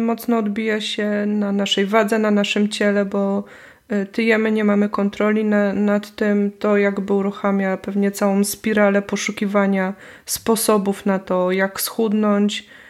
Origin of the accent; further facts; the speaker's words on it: Poznań, Greater Poland, Poland; moved away; also born or lived in Wrocław / Warsaw; jestem z Poznania, więc tu używam tego słowa e, na kromki